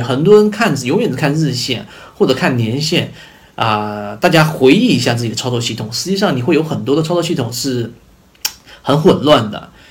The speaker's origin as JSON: {"language": "Chinese", "country": "China", "said": "我们中国人"}